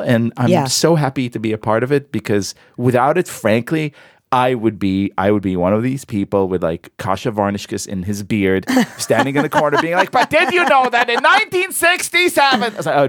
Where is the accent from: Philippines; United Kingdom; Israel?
Israel; obviously, because I am from the Israel, I like the tribe metaphor very much with the desert and the knife and the camel.